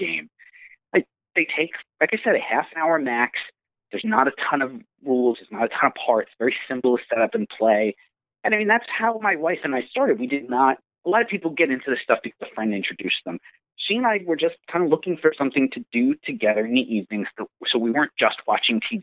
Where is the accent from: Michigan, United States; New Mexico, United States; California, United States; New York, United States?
New York, United States; Long Island; I was born and raised on Long Island